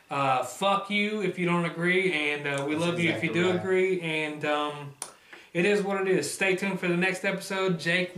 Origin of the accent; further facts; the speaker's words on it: West Virginia, United States; We're from West Virginia. That's what we represent. That's who we are through and through to our core.